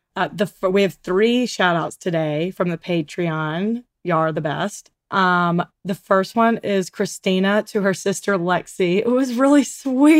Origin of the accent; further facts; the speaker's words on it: Mountain Brook, Alabama, United States; we grew up in Mount Brook